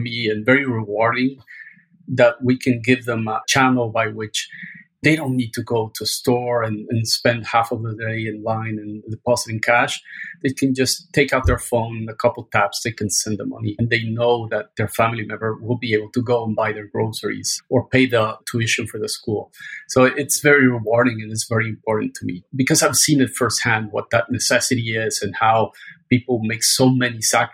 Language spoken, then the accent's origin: English; Mexico; now in United States; As you can probably imagined by my name and my accent, I'm from Mexico